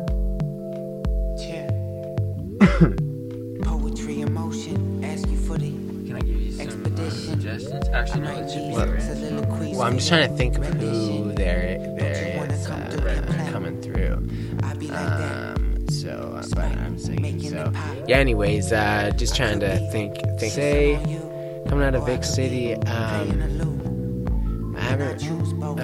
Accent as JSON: {"language": "English", "town": "Victoria", "region": "British Columbia", "country": "Canada", "tie": "born or raised there", "also_born_or_lived": "Hornby Island", "said": "I was born on Hornby, which is a beautiful island, and then spent most of my time in Victoria living since"}